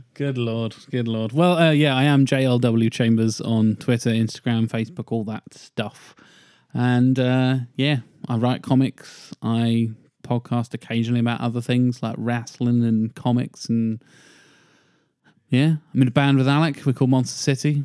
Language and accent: English; United Kingdom; we're British